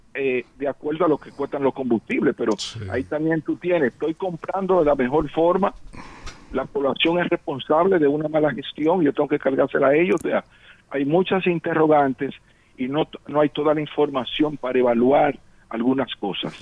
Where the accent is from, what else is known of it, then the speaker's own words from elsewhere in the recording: Dominican Republic; un dominicano que siente